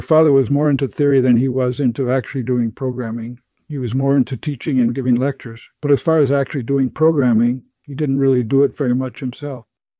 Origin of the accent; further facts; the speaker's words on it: Minneapolis, Minnesota, United States; born there; I was born in 1934 in Minneapolis, Minnesota.